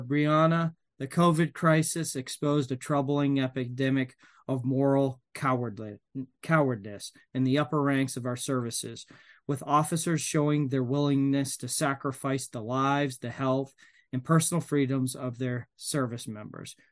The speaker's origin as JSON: {"language": "English", "region": "Maine", "country": "United States", "said": "I'm from Maine"}